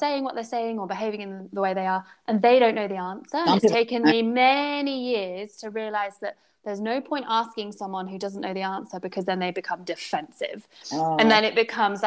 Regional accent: United Kingdom; being British

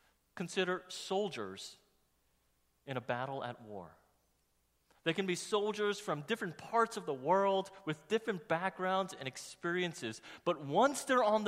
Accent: New York, United States; growing up in New York

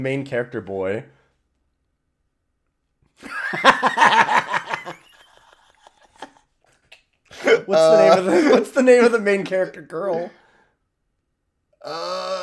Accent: Canada; as a Canadian

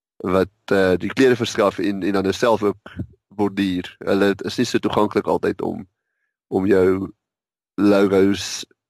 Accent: Witbank, Mpumalanga, South Africa; now in Pretoria, South Africa; Ek het uh, in Witbank groot geword in 'n tegniese hoërskool, Witbank Tegnies

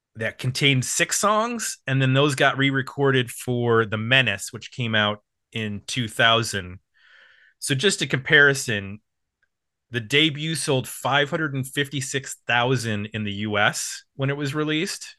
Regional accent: Buffalo, New York, United States; moved away; also born or lived in Bowling Green, Ohio; I grew up in Buffalo, New York.

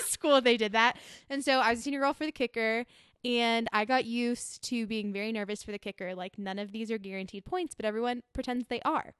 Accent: Austin, Texas, United States; moved away; also born or lived in Scottsdale, Arizona; I was born in Scottsdale, Arizona, but quickly went to Texas. And, uh, grew up in Austin

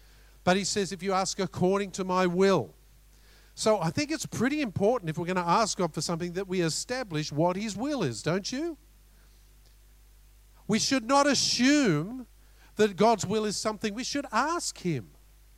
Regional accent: Australia; We're both Aussies

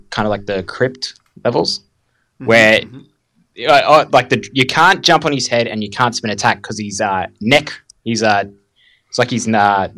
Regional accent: Australia; Just lucky I'm Australian.

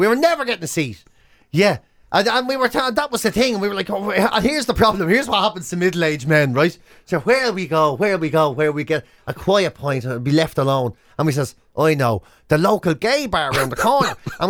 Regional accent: Dublin, Leinster, Ireland; Whereas I'm from Dublin.

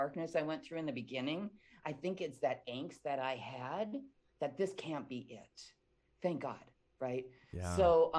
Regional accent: Midwest, United States; I was born and raised in the Midwest

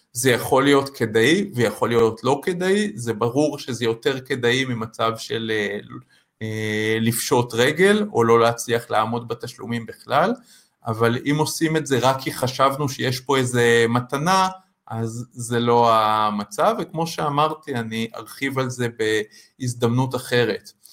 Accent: Israel; לנו כישראלים

